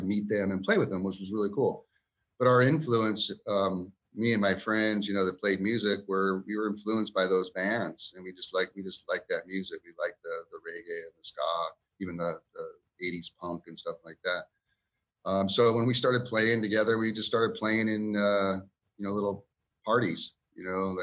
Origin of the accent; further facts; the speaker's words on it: Ventura, California, United States; moved away as an adult; also born or lived in Kern River area, California; growing up in Ventura, California